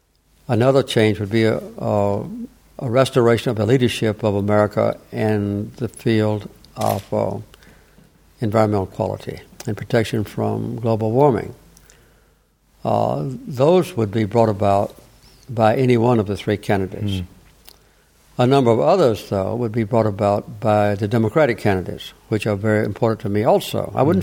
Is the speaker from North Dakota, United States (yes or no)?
no; Plains, Georgia, United States; He carried my hometown, the Plains.